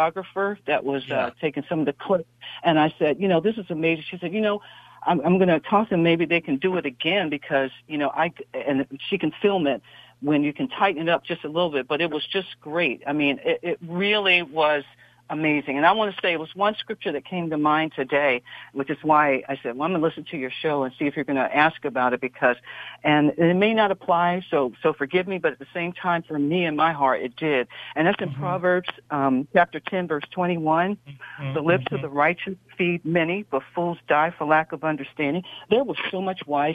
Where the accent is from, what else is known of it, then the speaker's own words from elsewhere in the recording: East Coast, United States; now in Silicon Valley, United States; I'm from the East Coast